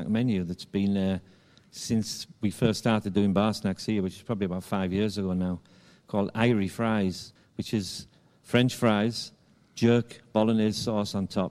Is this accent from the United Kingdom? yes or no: yes; England, United Kingdom; moved away as an adult; also born or lived in Bahamas / Barbados / Mauritius; now in Jamaica; I am Jamaican now, but originally from England